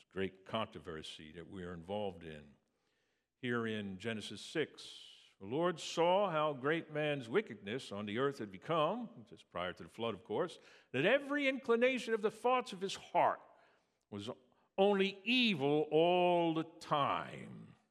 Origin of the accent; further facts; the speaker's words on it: Valley Forge, Pennsylvania, United States; I grew up in Valley Forge, actually, Pennsylvania, outside of Philadelphia